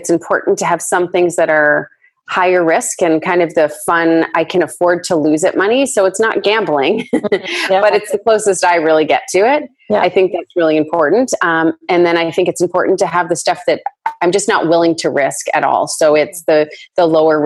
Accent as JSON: {"language": "English", "country": "Canada", "said": "Just being Canadian"}